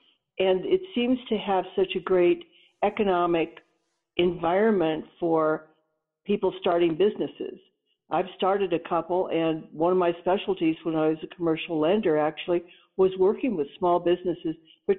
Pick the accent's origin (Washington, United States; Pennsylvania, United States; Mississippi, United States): Washington, United States; Seattle; moved away as an adult; also born or lived in East Coast; now in Colorado, United States; I'm actually coastal. I was brought up in the Pacific Northwest in Seattle, Washington, and went to college there.